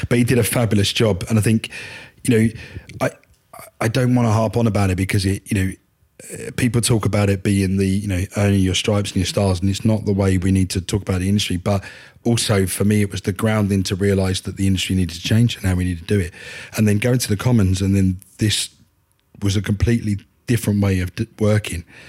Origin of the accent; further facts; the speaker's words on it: Upminster, East of England, United Kingdom; now in Tiptree, United Kingdom; I'm an Essex boy. Um, I'm originally from Upminster.